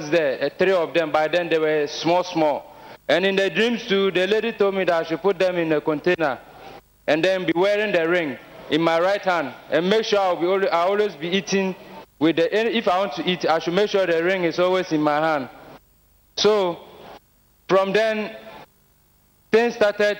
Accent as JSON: {"language": "English", "country": "Ghana", "said": "I'm from Ghana"}